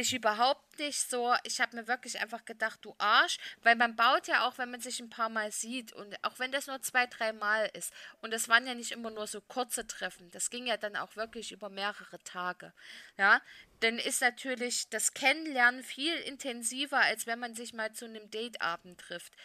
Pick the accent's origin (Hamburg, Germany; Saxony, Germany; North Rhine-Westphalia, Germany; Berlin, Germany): Saxony, Germany; meinem Heimatbundesland Sachsen